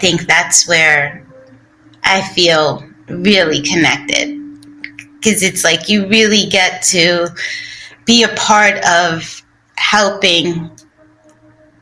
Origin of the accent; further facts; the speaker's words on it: New York City, New York, United States; moved away; we grew up in Bushwick, and Bushwick Projects in Brooklyn